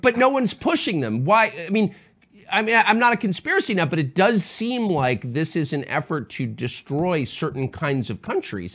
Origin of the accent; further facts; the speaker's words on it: United States; as an American